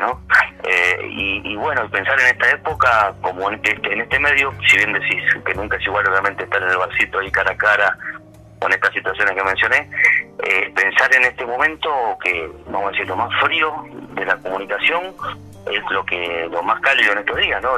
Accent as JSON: {"language": "Spanish", "region": "Buenos Aires", "country": "Argentina", "tie": "born or raised there", "said": "nacimos en Villortuz, nací en Villortuz, el barrio este"}